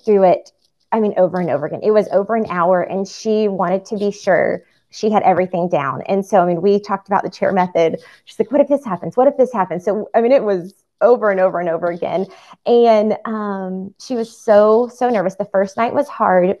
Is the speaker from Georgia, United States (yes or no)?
yes; Atlanta, Georgia, United States; also born or lived in Amsterdam; I'm from Atlanta